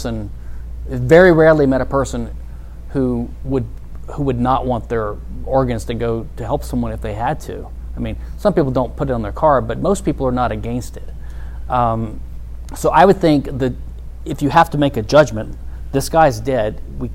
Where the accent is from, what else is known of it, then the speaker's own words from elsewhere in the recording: Louisiana, United States; I'm from Louisiana